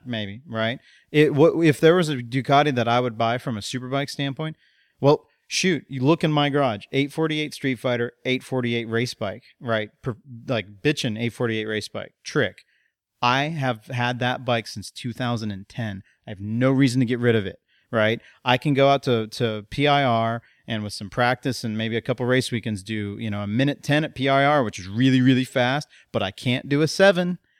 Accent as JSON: {"language": "English", "country": "United States", "said": "as an American"}